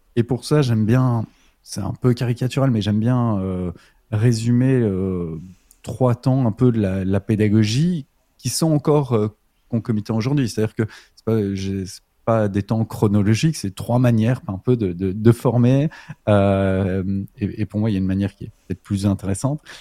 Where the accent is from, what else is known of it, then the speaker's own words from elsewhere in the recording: Belgium; je suis belge